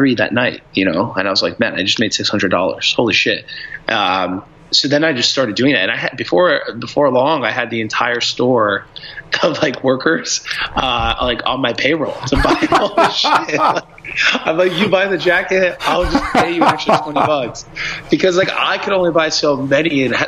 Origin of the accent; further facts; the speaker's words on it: Brazil; now in United States; I'm from Brazil originally, so I thought about how much, like, why my cousins would always ask me for electronics to bring that into Brazil for them